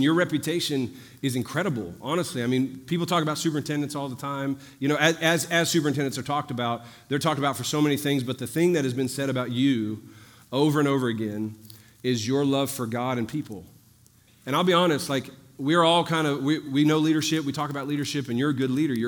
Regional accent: New Orleans, Louisiana, United States; I'm from New Orleans, the other end of the Mississippi River

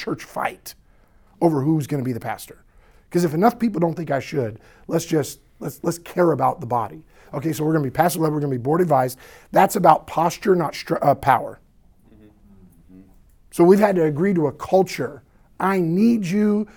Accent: the South, United States; I sound like this after church because I'm from the South.

